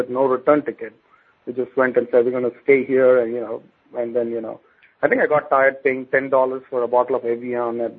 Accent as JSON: {"language": "English", "country": "India", "tie": "born or raised there", "moved": "as an adult", "lives_now": "United States", "said": "my personal background is I grew up in India"}